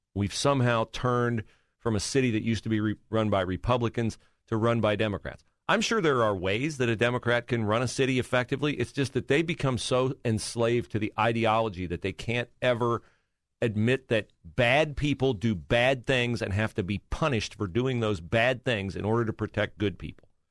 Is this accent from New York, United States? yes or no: no; Western Ohio, United States; moved away as an adult; now in Columbus, United States; I did not grow up here. I grew up in Western Ohio